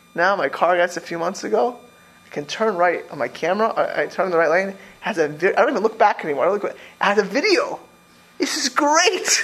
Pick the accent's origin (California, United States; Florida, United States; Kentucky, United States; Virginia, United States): Florida, United States; Miami Beach; moved away; I grew up in Miami Beach.